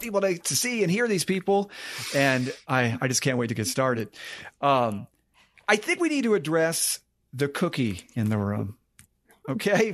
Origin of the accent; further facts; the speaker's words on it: Maine, United States; moved away as an adult; also born or lived in West Virginia; I grew up in Maine